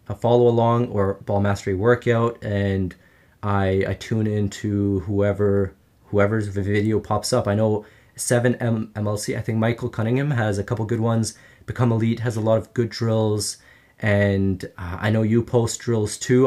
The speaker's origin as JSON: {"language": "English", "town": "Ottawa", "region": "Ontario", "country": "Canada", "tie": "born or raised there", "said": "I grew up in Ottawa, Canada"}